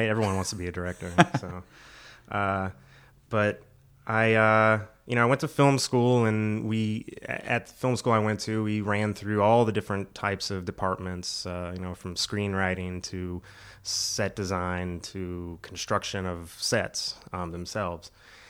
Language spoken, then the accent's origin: English; Florida, United States; moved away as an adult; now in North Carolina, United States; I'm originally from Florida.